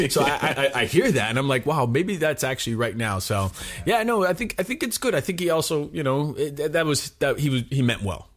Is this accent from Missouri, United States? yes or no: no; Miami, Florida, United States; moved away as an adult; also born or lived in Chicago; We moved to Florida, Miami, Florida, when I was five years old, um, and I basically did all my schooling and everything in Florida till I was 18.